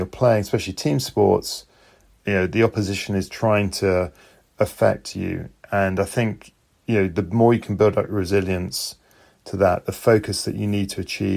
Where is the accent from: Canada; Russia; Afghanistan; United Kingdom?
United Kingdom; London; I'm from London, the United Kingdom